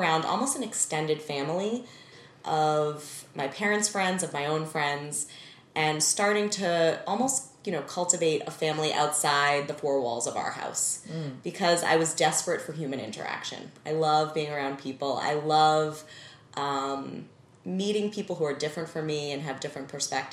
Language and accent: English; Needham, Massachusetts, United States; I was raised in Needham, Massachusetts, suburb of Boston, as an only child